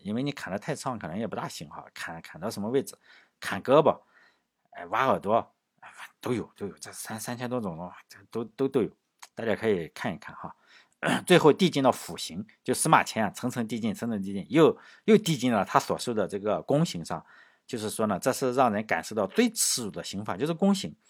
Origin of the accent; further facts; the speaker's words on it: China; 我们中国人